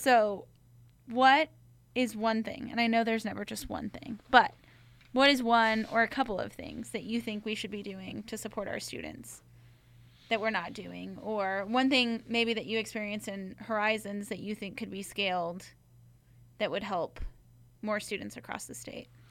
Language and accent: English; Corrales, New Mexico, United States; I grew up in Corrales